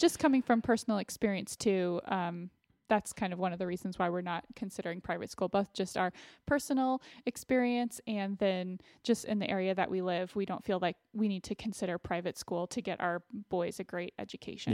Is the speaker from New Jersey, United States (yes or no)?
no; Austin, Texas, United States; I ended up going to the University of Texas, which was an in-state school for me since I'm from Austin